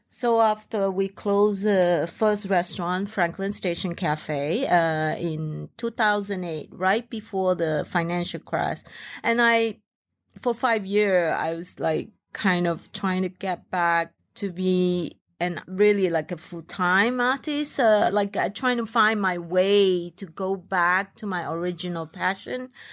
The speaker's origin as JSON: {"language": "English", "country": "Malaysia", "tie": "born or raised there", "second_language": "English", "moved": "yes", "said": "as a Malaysian, Chinese"}